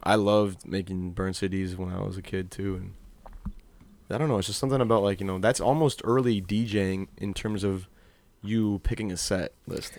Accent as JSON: {"language": "English", "town": "Old Orchard Beach", "region": "Maine", "country": "United States", "tie": "born or raised there"}